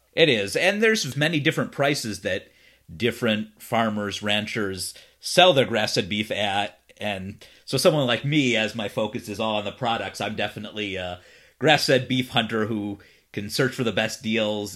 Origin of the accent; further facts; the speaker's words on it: Cleveland, Ohio, United States; now in Los Angeles, United States; I'm originally from Cleveland